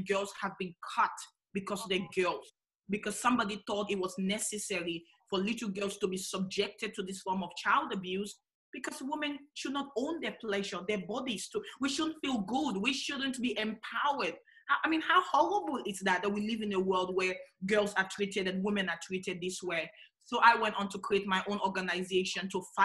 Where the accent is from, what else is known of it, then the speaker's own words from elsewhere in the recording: Sierra Leone; also born or lived in Australia; now in Adelaide, Australia; I was born in Sierra Leone in the west of Africa